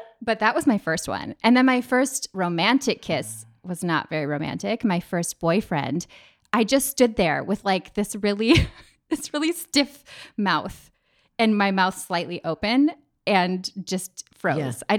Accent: Minnesota, United States; also born or lived in Paris / New York; I grew up in Minnesota where, you know, there's like a privacy bubble of about 3 feet.

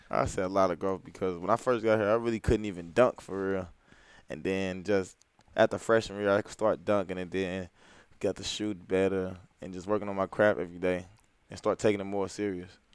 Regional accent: St. Louis, Missouri, United States; growing up in St. Louis, like not too many people like make it out far

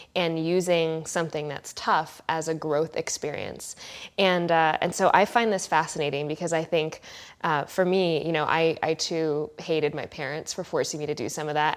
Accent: California, United States; I'm such a California person at heart

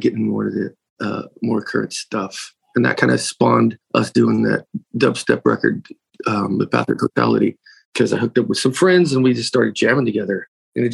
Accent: Bakersfield, California, United States; I started DJing in 86, 87 in my hometown of Bakersfield.

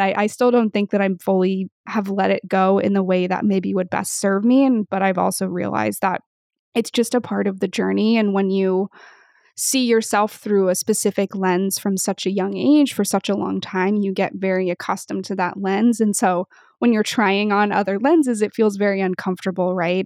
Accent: Pacific Northwest, United States; I grew up in the Pacific Northwest

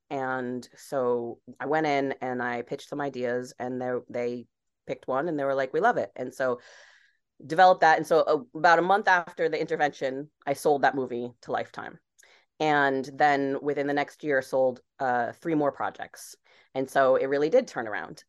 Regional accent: Barrington, Rhode Island, United States; moved away as an adult; also born or lived in Los Angeles; I grew up on Rhode Island

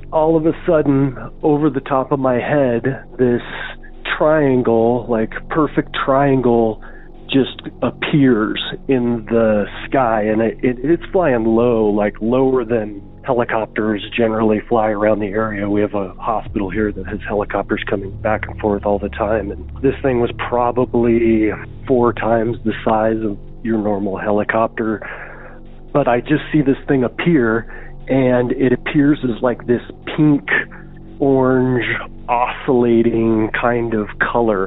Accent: Casper, Wyoming, United States; I'm from Casper, Wyoming

